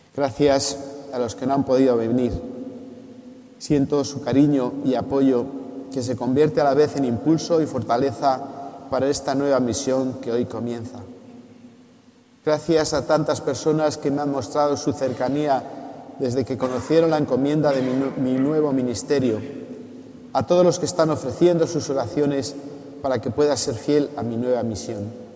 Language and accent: Spanish; Revilla Vallejera, Castile and León, Spain; now in Tarazona, Spain; Revilla Vallejera, mi pueblo